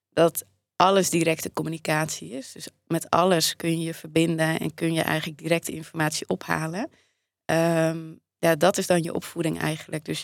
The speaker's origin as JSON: {"language": "Dutch", "country": "Netherlands", "tie": "born or raised there", "said": "Ik ben in Nederland"}